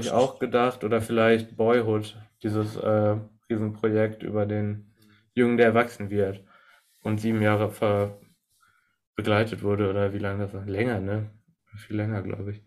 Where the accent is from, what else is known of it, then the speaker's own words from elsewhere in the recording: Germany; als Deutscher höre, beziehungsweise als Europäer